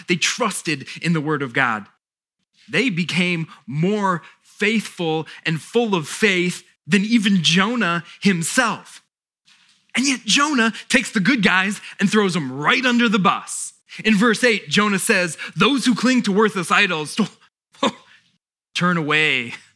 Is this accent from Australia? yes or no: no; South Florida, United States; now in Fredericksburg, United States; we grew up in South Florida